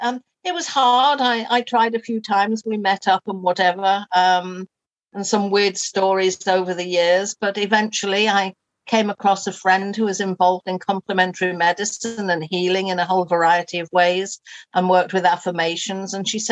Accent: Liverpool, North West England, United Kingdom; moved away as an adult; So I was brought up in Liverpool and I loved it, and I used to do ferry across the Mersey and all those sorts of things. Oh. And then moved away when I got to about 19 or 20.

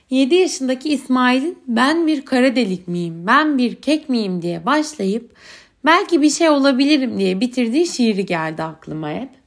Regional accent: Turkey; moved away; Düşünsenize işte merhaba … ben Türk'üm demek çat diye garip olurdu zaten. Yani Türkiye'de yaşarken anlamı yok doğal olarak Türkiye'den geliyorum demenin.

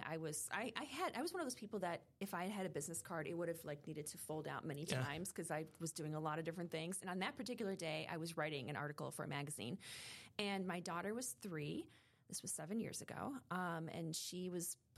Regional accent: Chicago, Illinois, United States; also born or lived in Schaumburg / Hoffman Estates; now in Highland Park, United States; I grew up in the Chicago area

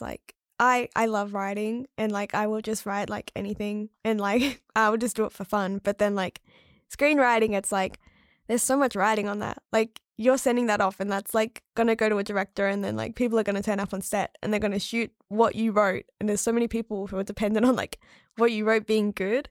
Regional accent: rural South Australia, Australia; moved away as an adult; also born or lived in Adelaide; now in Melbourne, Australia; I grew up in rural South Australia

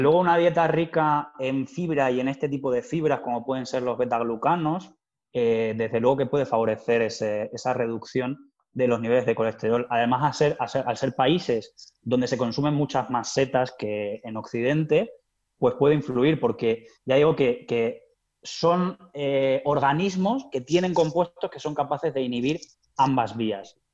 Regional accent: Plasencia, Extremadura, Spain; moved away; also born or lived in Salamanca / Madrid; los placentinos y placentinas pues podamos echar raíces allí

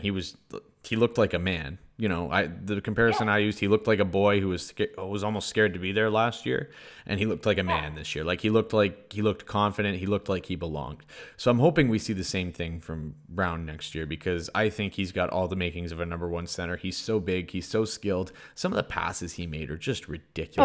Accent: Sudbury, Ontario, Canada; moved away; also born or lived in Toronto, Canada; I came from Sudbury right when I moved to Toronto

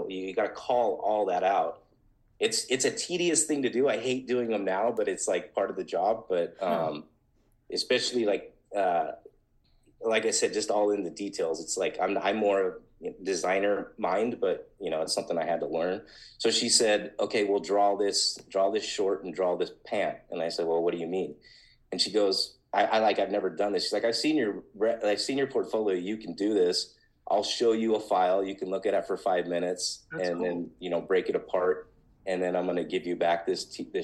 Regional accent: Los Alamitos, California, United States; I grew up in Los Alamitos

